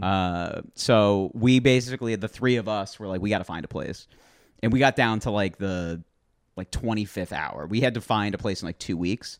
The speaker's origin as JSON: {"language": "English", "region": "New Jersey", "country": "United States", "tie": "born or raised there", "also_born_or_lived": "Syracuse, New York", "moved": "yes", "lives_now": "Queens, New York, United States", "said": "I was born in New Jersey"}